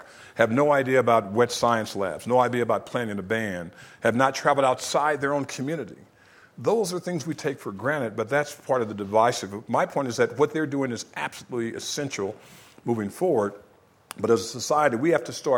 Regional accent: California, United States; Both Georgia and California's my home state

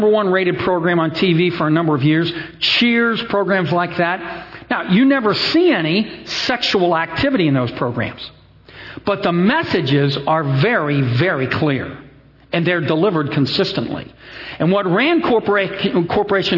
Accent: Cincinnati, Ohio, United States; I come from Cincinnati, the corporate headquarters, worldwide headquarters of Procter & Gamble

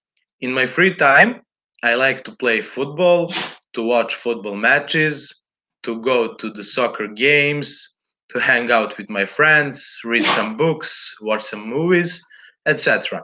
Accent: Belgrade, Serbia; English is a second language; I'm from Belgrade, Serbia. I'm currently studying law at the University of Belgrade

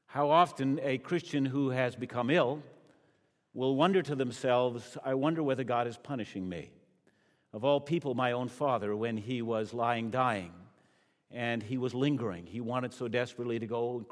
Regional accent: Canada; as a Canadian

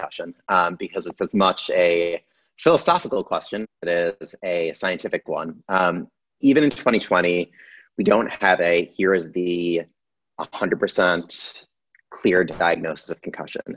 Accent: Syracuse, New York, United States; moved away as an adult; now in Philadelphia, United States; I grew up in upstate New York. I'm from Syracuse

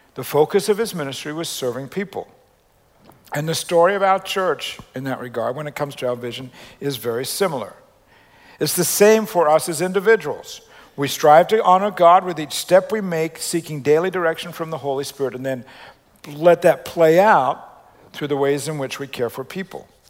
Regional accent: Australia; the way I grew up spelling it in Australia

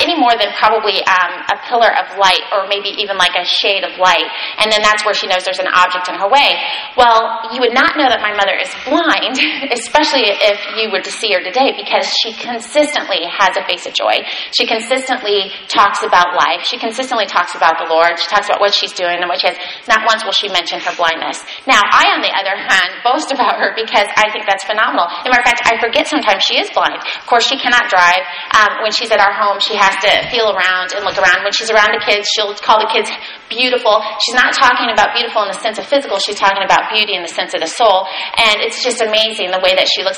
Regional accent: United States; as American Christians here

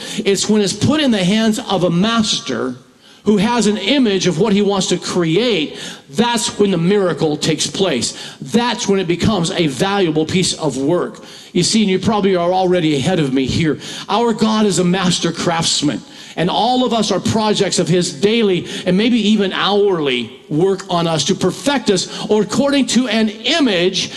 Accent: Washington, United States; moved away as an adult; also born or lived in Centralia, Washington; I moved here from Washington, living my whole life almost in Washington and pastored there for over 40 years

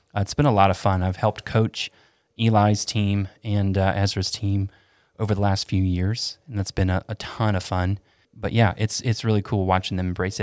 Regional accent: Asheville, North Carolina, United States; also born or lived in Tampa, Florida; we moved to Asheville from Tampa when I was ten

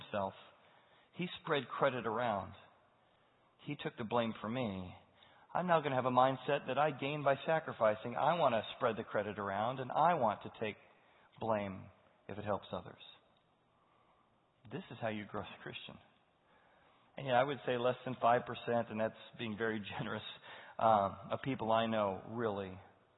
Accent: United States; as an American

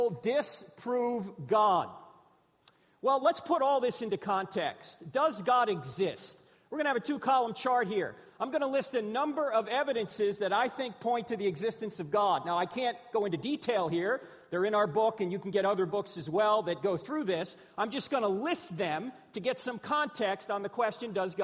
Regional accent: New Jersey, United States; moved away; I'm originally from New Jersey

